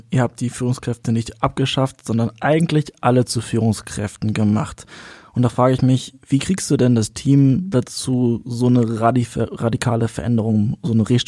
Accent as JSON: {"language": "German", "town": "Hannover", "region": "Lower Saxony", "country": "Germany", "said": "Man muss also ähm, sagen, ich komme aus Hannover, ich darf das sagen."}